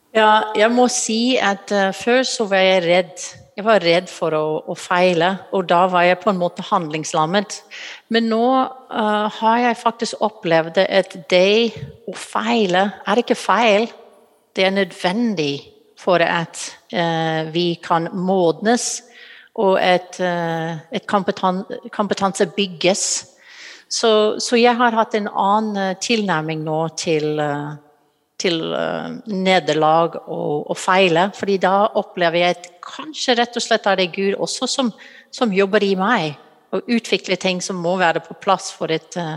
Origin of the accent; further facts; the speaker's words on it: United States; Norwegian is a second language; moved away as an adult; now in Norway; Du hører fra stemmen min at jeg er utenlandsk. Jeg kommer fra USA